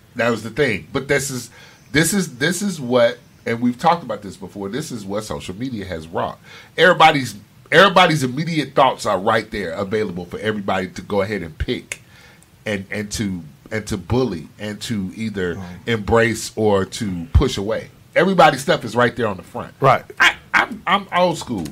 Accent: Chicago, Illinois, United States; moved away as an adult; now in South Florida, United States; I was born and raised in Chicago. Yes, I lived there 18 years.

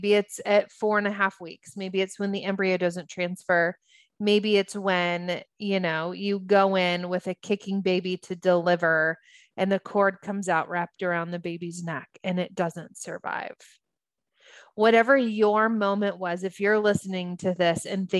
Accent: United States; also born or lived in Los Angeles; as an American, it was my family, my people

